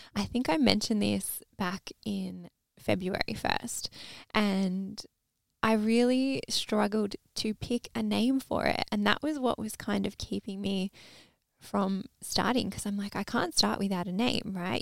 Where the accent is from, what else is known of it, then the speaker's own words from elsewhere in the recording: Melbourne, Victoria, Australia; grew up in Melbourne, Australia.